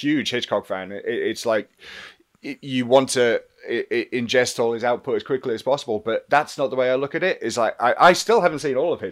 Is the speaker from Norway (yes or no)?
no; England, United Kingdom; being English